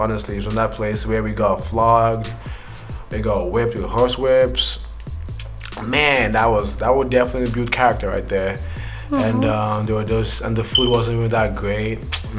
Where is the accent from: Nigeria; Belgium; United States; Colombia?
Nigeria; Cause me, I was born in Nigeria.